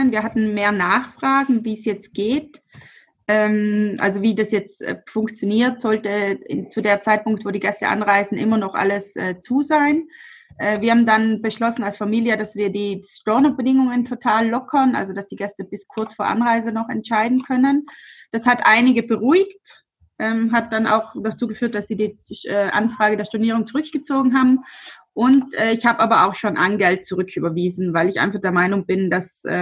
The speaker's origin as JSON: {"language": "German", "town": "Albeins", "region": "Trentino-Alto Adige", "country": "Italy", "said": "ich komme aus Alweins, das ist ein kleiner Ort neben Brixen."}